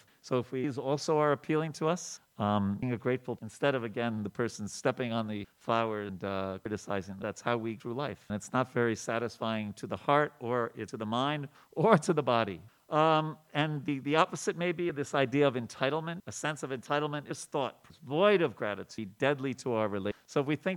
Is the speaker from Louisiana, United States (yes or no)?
no; New York, United States; When I grew up in New York